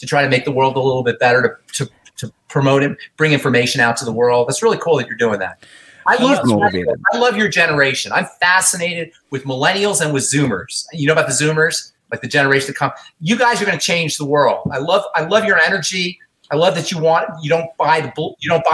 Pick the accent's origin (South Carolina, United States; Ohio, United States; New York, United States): New York, United States; New York City; I'm from New York